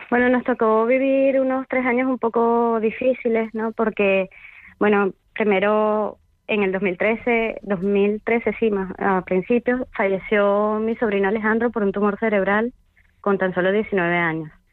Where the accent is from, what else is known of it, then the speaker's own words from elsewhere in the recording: Vargas, Venezuela; moved away; en mi pueblo natal, que es además el Estado Vargas